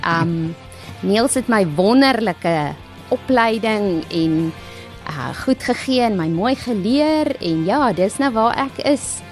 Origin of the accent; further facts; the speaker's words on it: Kalahari, South Africa; also born or lived in Polokwane (Pietersburg), South Africa; now in Lowveld, South Africa; Ek kom uit die Kalahari